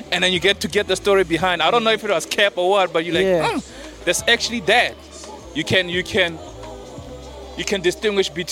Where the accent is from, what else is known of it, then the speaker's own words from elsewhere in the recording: Marapyane, Mpumalanga, South Africa; Where I grew up in the Bundu, we're not exposed... to hip-hop